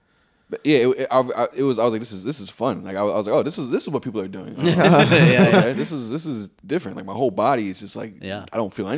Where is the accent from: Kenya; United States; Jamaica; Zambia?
Jamaica; and I'm Jamaican.